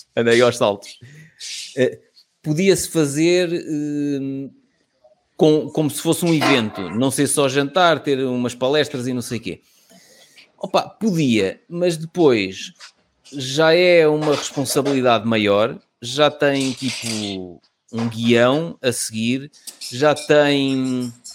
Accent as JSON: {"language": "Portuguese", "region": "Lisbon", "country": "Portugal", "said": "sou de Lisboa"}